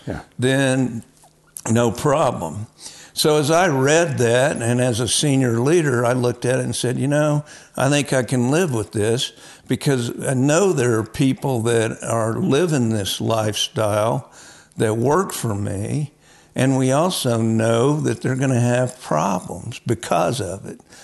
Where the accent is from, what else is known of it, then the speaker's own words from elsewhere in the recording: Oklahoma, United States; I was raised in Oklahoma